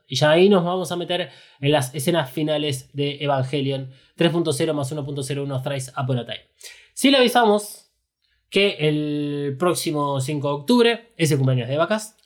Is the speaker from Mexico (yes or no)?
no; Argentina; nosotros somos argentinos